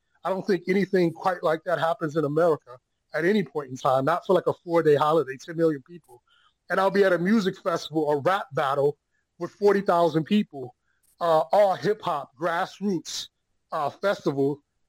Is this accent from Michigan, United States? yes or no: yes; Detroit, Michigan, United States; moved away as an adult; now in Shanghai, China; my home country, my country of origin, especially my hometown of Detroit, Michigan